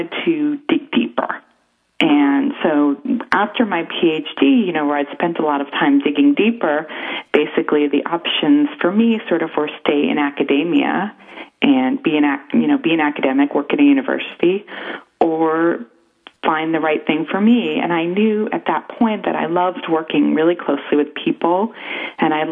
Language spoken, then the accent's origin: English; Chicago, Illinois, United States; now in Bay Area, United States; I grew up in Chicago